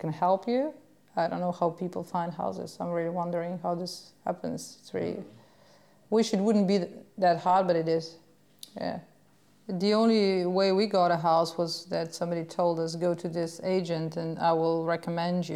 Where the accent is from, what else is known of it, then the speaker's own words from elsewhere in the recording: Slovenia; moved away as an adult; now in Australia; we are coming from Slovenia